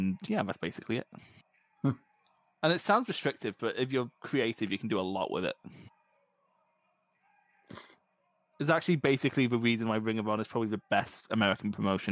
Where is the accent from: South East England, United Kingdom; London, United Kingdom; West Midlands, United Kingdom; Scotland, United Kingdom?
Scotland, United Kingdom; as a Scottish person